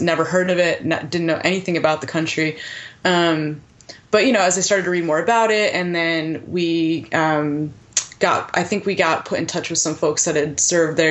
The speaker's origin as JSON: {"language": "English", "region": "Connecticut", "country": "United States", "tie": "born or raised there", "also_born_or_lived": "Rhode Island", "said": "I grew up in Connecticut, went to school in Rhode Island"}